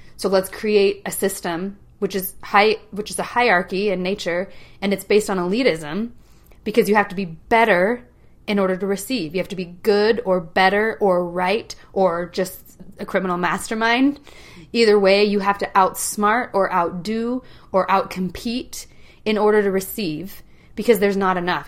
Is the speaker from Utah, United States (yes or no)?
yes; Utah, United States; I grew up in Utah County